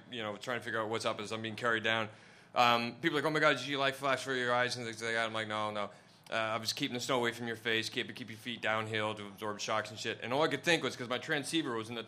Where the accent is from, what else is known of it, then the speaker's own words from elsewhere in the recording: Idaho, United States; moved away; a kid from my hometown in Idaho